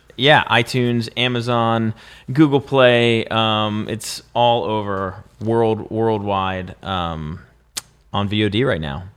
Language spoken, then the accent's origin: English; Pennsylvania, United States; I'm from Pennsylvania